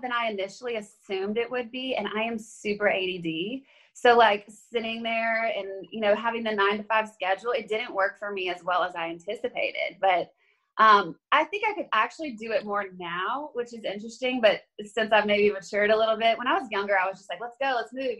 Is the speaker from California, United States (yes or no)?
no; Baton Rouge, Louisiana, United States; moved away as an adult; now in Nashville, United States; I am from Louisiana originally. And so I lived in Baton Rouge all the way through college